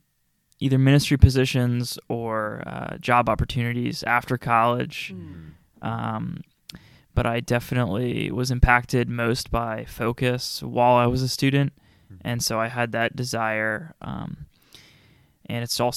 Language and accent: English; Chantilly, Virginia, United States; I'm from Chantilly, Virginia.